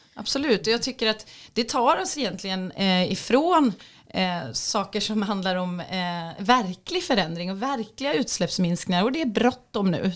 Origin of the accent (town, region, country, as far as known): Sweden